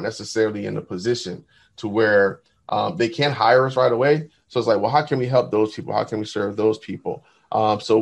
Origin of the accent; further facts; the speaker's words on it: New Jersey, United States; moved away; I'm from New Jersey originally